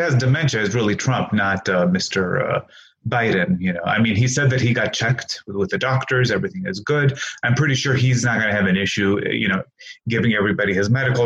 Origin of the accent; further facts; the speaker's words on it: Greece; also born or lived in Hammond, Indiana; now in United States; I grew up in Greece